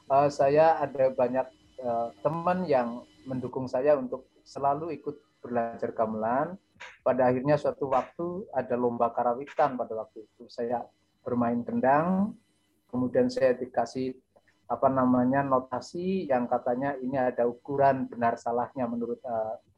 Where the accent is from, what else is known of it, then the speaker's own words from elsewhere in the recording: Cilacap, Central Java, Indonesia; sebetulnya saya orang dari desa dan sangat desa Pak Dimi. Bahkan eh, sering saya diolok-olok teman katanya desa saya itu eh, tidak ada di peta gitu ya.